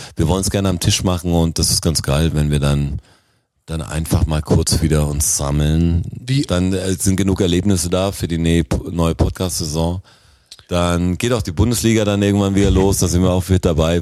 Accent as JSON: {"language": "German", "country": "Germany", "said": "als Deutscher"}